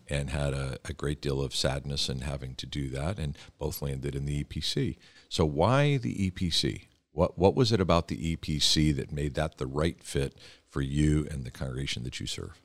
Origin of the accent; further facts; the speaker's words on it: Philadelphia, Pennsylvania, United States; I grew up in Philadelphia